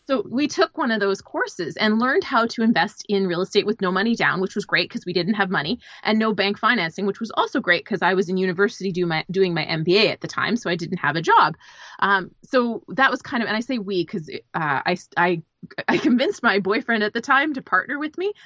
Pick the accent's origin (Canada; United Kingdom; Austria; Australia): Canada; now in Los Angeles, United States; I'm originally a Canadian. I live in Los Angeles